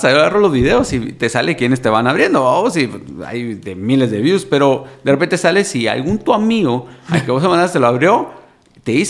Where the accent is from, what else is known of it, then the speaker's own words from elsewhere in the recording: Guatemala; Pero así somos, así somos los chapines, vamos.